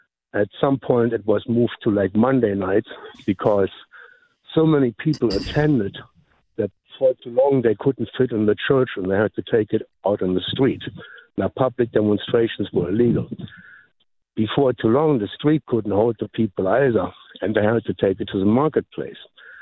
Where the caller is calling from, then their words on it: Memphis, Tennessee, United States; I'm from Memphis.